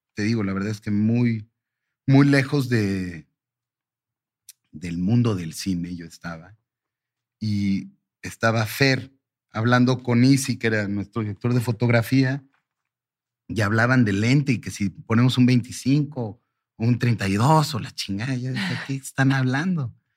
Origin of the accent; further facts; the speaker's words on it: Mexico; mi mamá nació en Turquía, mm. eh, yo soy primera generación mexicano para, para fines prácticos